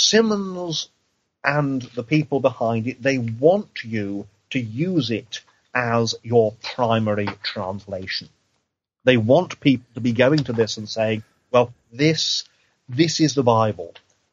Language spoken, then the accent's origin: English; East of England, United Kingdom; also born or lived in Cheshire / London / Wales; Now, granted, I'm an Englishman, but I'm from Eastern England. I studied I did my degree in Cheshire, which is one part of England. I did my seminary training in London. I spent 6 months as an assistant pastor in Wales